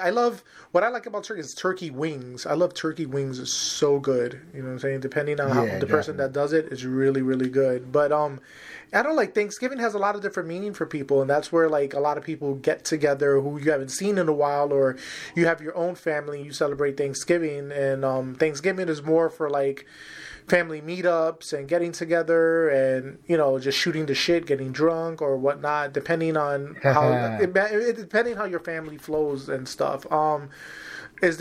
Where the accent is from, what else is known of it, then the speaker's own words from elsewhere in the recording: New York City, New York, United States; growing up in Harlem